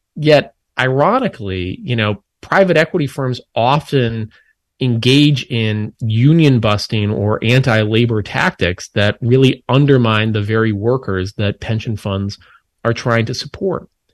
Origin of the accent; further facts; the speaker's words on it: Minnesota, United States; I grew up in Minnesota